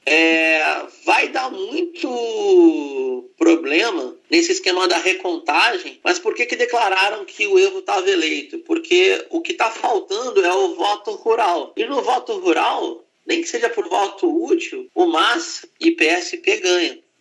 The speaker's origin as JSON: {"language": "Portuguese", "region": "Rio de Janeiro", "country": "Brazil", "said": "como carioca eu digo"}